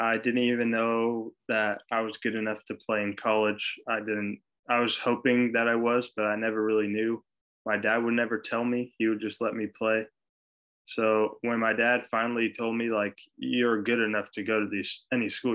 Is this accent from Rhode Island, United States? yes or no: no; Glendora, California, United States; I'm from Glendora, California, Southern California, a couple, like, half an hour away from Los Angeles